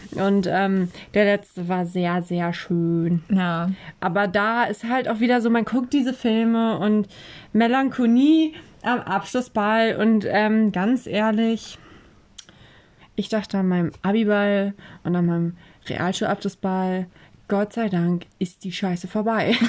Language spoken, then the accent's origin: German; Oldenburg, Lower Saxony, Germany; in Eversen, wo ich aufgewachsen bin